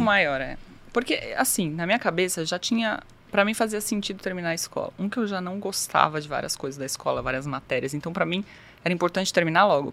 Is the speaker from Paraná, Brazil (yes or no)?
no; São Paulo, Brazil; moved away as an adult; also born or lived in Japan; Eu sou de São Paulo, capital, nascida e criada, vida toda ali praticamente, até os 18 anos.